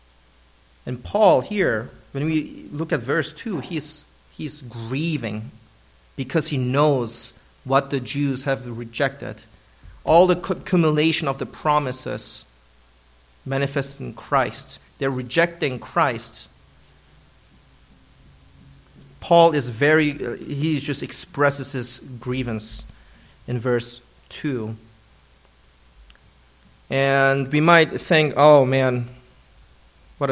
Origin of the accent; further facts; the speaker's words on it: Germany; now in United States; I partially grew up in Germany, and that's where I consider my hometown in Germany